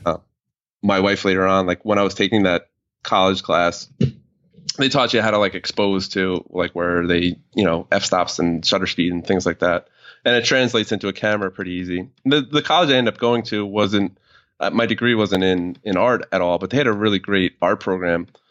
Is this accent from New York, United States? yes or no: yes; New York, United States; I'm from New York, but it was, like, a town where everybody was Italian, Irish, and blue collar kind of town